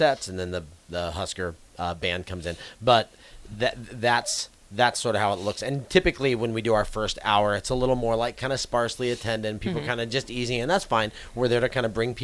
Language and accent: English; Grand Island, Nebraska, United States; I'm from Grand Island